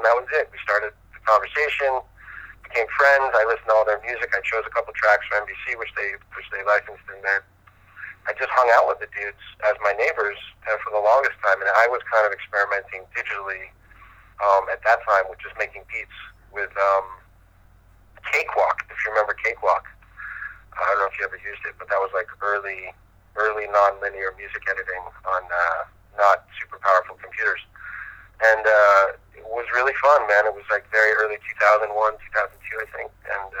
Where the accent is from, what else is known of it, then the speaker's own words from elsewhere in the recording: Philadelphia, Pennsylvania, United States; born there; Well, I'm born in Philadelphia.